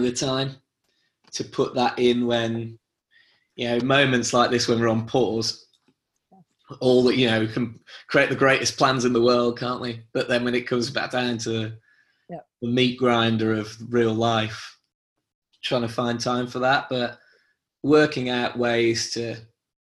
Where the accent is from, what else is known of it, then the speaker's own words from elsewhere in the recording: England, United Kingdom; the natural pessimism of being English